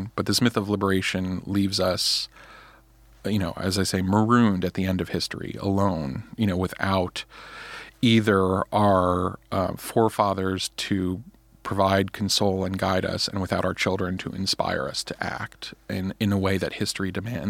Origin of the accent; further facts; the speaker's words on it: United States; the kind of culture I was raised in America, the education I was given